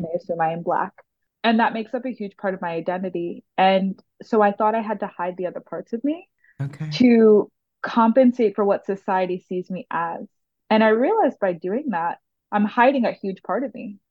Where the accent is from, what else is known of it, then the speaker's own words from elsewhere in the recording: New York City, New York, United States; growing up in the Bronx